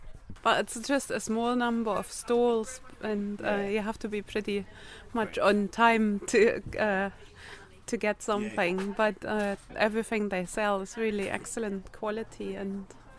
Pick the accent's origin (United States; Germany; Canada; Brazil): Germany; moved away as an adult; now in Isle of Skye, United Kingdom; I've come from Germany originally, but I've been living here for about 6 years now